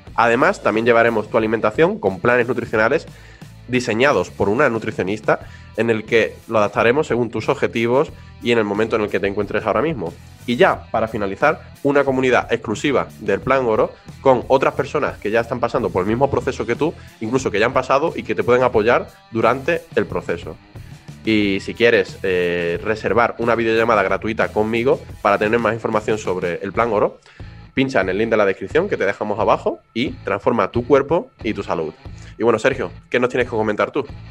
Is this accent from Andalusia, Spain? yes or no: yes; Huelva, Andalusia, Spain; now in Madrid, Spain; de mi tierra, de Huelva